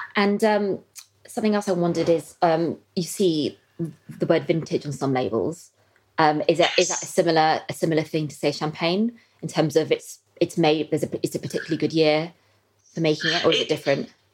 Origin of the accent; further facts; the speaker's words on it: West Country, South West England, United Kingdom; I'm from the West Country